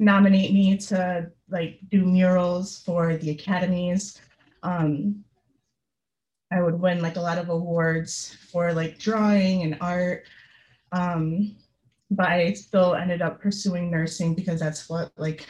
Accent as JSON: {"language": "English", "town": "Utica", "region": "New York", "country": "United States", "tie": "born or raised there", "said": "I grew up in Utica, New York"}